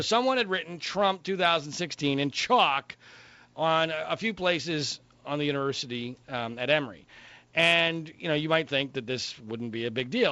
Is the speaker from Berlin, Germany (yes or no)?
no; Heidelberg, Baden-Württemberg, Germany; now in Southern California, United States; I was born in Heidelberg, Germany